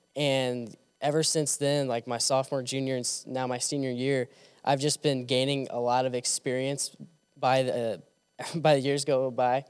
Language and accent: English; Kansas City, Missouri, United States; moved away as an adult; now in Jonesboro, United States; I'm from Kansas City, Missouri